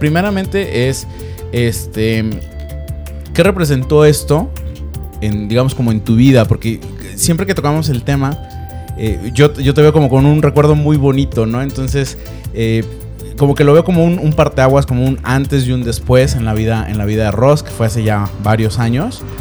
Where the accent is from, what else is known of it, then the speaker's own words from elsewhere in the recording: Guadalajara, Jalisco, Mexico; yo que soy, de Guadalajara, entonces, pues sí, también tuve una infancia muy padre